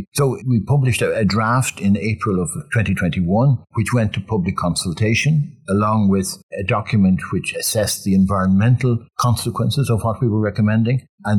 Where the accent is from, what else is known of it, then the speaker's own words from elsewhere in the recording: Ireland; As a child, as a very young child, I grew up with lamplights, with oil. I was about 3 or 4 when we got electricity for the first time.